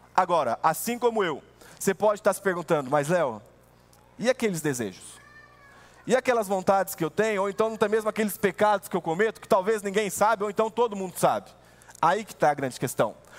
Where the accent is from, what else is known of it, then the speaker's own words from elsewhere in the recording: Brazil; como brasileiro